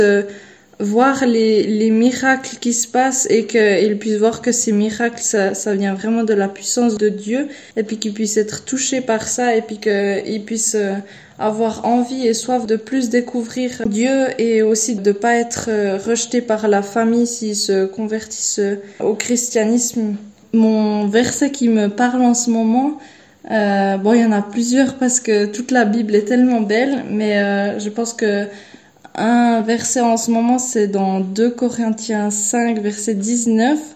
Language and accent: French; Switzerland; moved away as an adult; now in Guinea; je viens de la Suisse